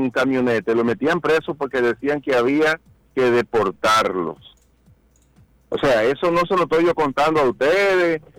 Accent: Dominican Republic; also born or lived in Santiago, Dominican Republic; porque así es que somos los dominicanos

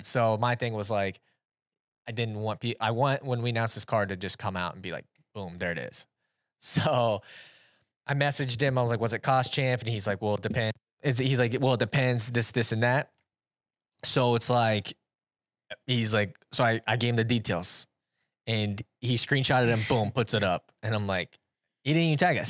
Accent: Iowa, United States; I'm from Iowa

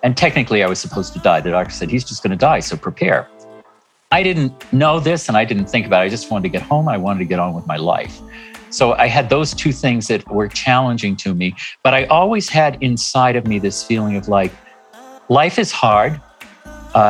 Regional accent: Hingham, Massachusetts, United States; moved away; also born or lived in New York City; I grew up in Massachusetts in a small town on the South Shore called Hingham

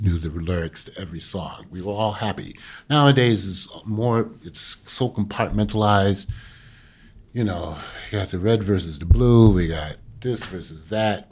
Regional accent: New York City, New York, United States; Being a New Yorker

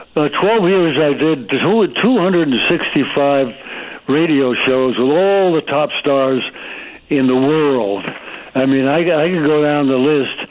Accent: Stamford, Connecticut, United States; now in Coachella Valley, United States; I grew up in Stamford, Connecticut

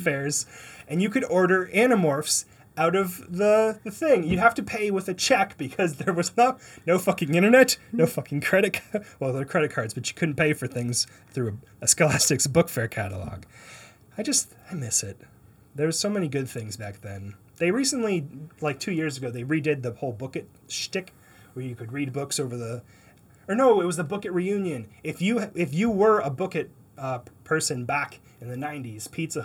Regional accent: Windsor, Ontario, Canada; also born or lived in Detroit; I was born in Windsor, and I rooted for the Red Wings my entire life

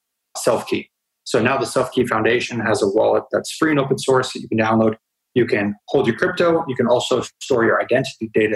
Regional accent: United States; moved away; I grew up in the United States and went to college at Northeastern University

